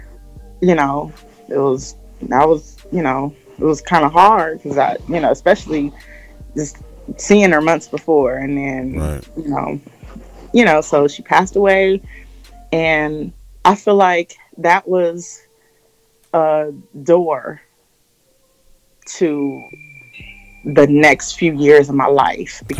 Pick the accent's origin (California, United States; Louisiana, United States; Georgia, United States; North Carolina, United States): California, United States; Los Angeles; I grew up in South Central California. Oh, South Central Los Angeles is in California.